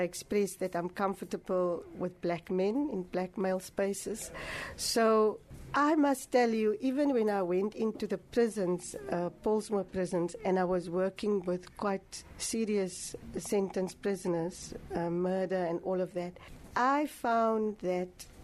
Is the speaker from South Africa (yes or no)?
yes; Cape Town, Western Cape, South Africa; this is now in Hanover Park where I grew up on the Cape Flats.